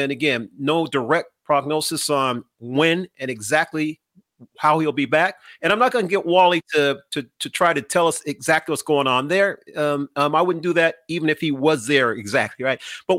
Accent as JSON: {"language": "English", "region": "Southern California", "country": "United States", "said": "I'm from Southern California"}